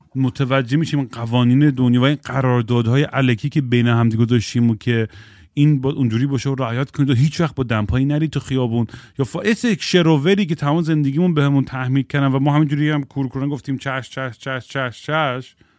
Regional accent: Eugene, Oregon, United States; moved away; من الان که به یوجین اورگن که سر میزنم به خونه بچگیم

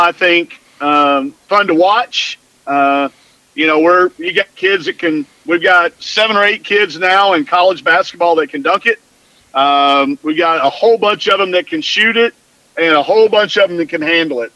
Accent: Greenwood, Arkansas, United States; I growing up in Greenwood, Arkansas

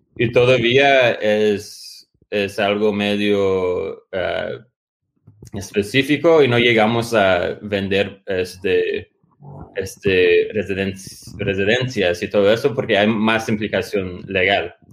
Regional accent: United States; moved away; also born or lived in Latin America / Porto Alegre; pero sí soy, soy como dicen los mexicanos, soy gringo

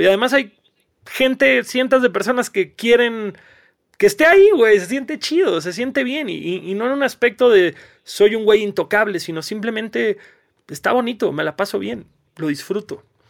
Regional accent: Cancún, Quintana Roo, Mexico; moved away; yo vengo de Cancún

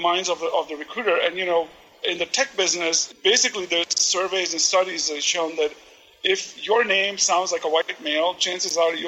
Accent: India; now in Portland, United States; my background, you know, as an Indian immigrant

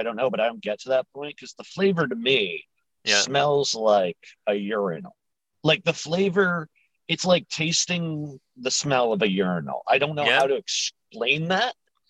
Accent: New England, United States; You know, I'm from New England, so in the Boston area where I live, most people drop their R anyways on like 90% of the situations.

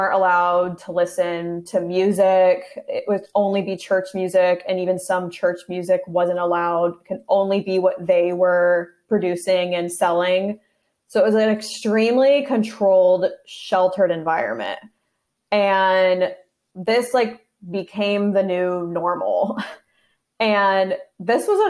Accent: Wildomar, California, United States; I grew up in Riverside County, which is right next to Orange County, in a little town called Wildomar

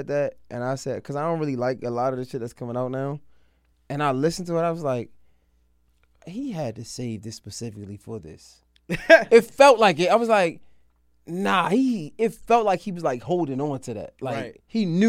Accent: Baltimore, Maryland, United States; Nah, I'm from Baltimore.

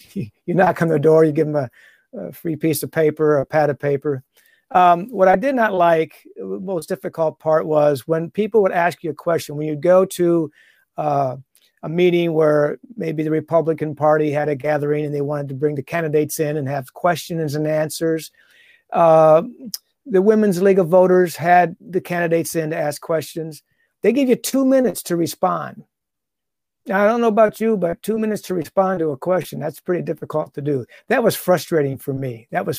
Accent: Toledo, Ohio, United States; But opportunity came up, since I'm from the Toledo area, Perrysburg schools had an opening and a job opening.

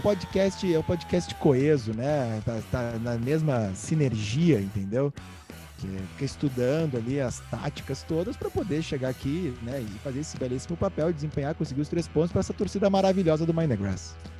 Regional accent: Rio Grande do Sul, Brazil; accent: gaúcho; voltei pro meu gaúcho

